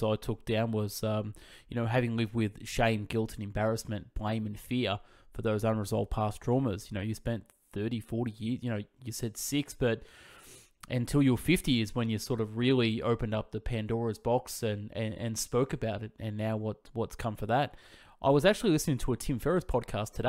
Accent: Victoria, Australia; I'm from Victoria

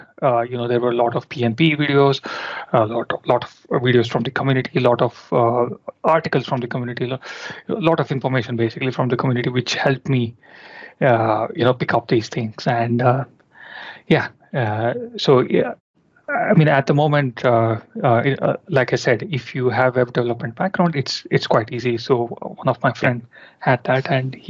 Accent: India; moved away as an adult; now in London, United Kingdom; I'm basically from India. I was born and brought up there and I started working in India

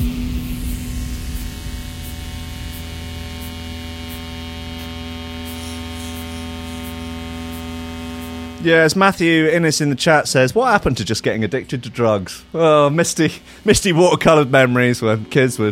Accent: United Kingdom; I'm too British. Too British for all these vowels

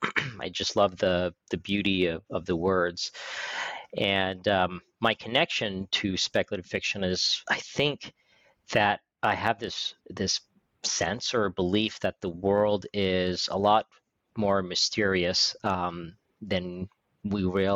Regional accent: California, United States; born there; I was born in California, the son of an oil engineer, and moved around growing up very, very frequently.

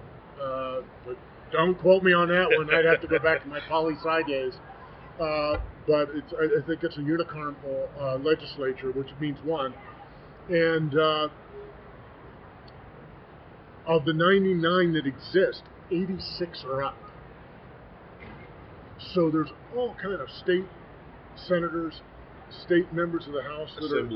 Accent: Arizona, United States; my home state of Arizona

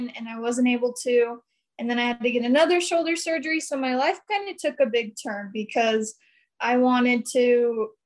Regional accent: Brigham City, Utah, United States; I'm from Brigham City, Utah, born and raised

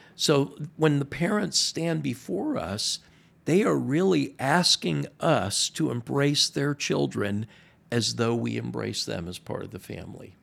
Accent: Miami, Florida, United States; moved away as an adult; now in Maryland, United States; I'm from Miami, born and raised

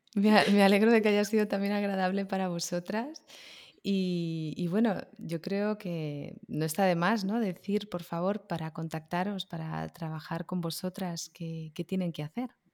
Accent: Barcelona, Catalonia, Spain; moved away as an adult; also born or lived in Girona; now in Madrid, Spain; yo soy de Barcelona, pero vivo en Madrid.

